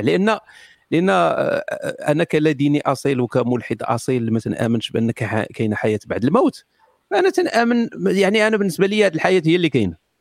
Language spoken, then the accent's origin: Arabic; Morocco; انا مغربي